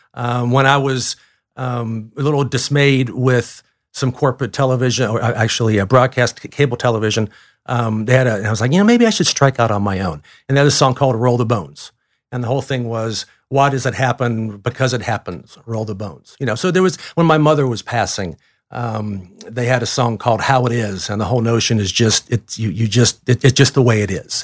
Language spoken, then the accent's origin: English; Cleveland, Ohio, United States; also born or lived in Colorado; now in Atlanta, United States; I literally was a fourteen-year-old growing up in Cleveland, Ohio